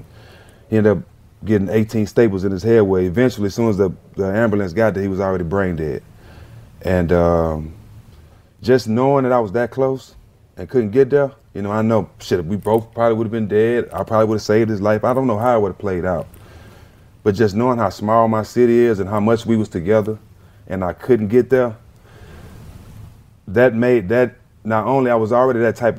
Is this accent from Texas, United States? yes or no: yes; Port Arthur, Texas, United States; Well, you know, just growing up in Port Arthur, Texas, you know, everybody know everybody.